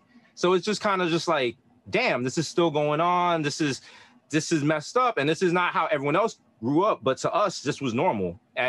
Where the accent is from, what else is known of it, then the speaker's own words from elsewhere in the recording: New York City, New York, United States; growing up in the Bronx, it was just like, you're kind of growing up in the hood